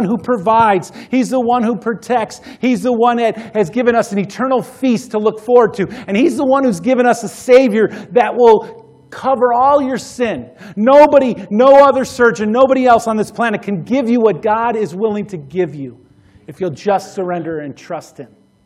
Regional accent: United States; American Christians, American disciples

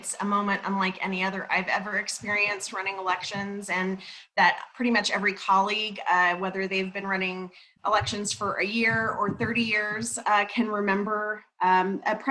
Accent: Albuquerque, New Mexico, United States; I moved to New Mexico, to Albuquerque, when I was about 3 years old and grew up there

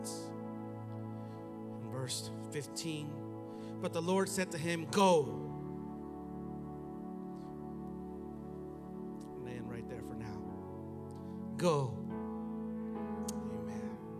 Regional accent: United States; accent: Mexican; first language Spanish; English is a second language; I was born in America. I went to school here. I was educated here. I went to college here

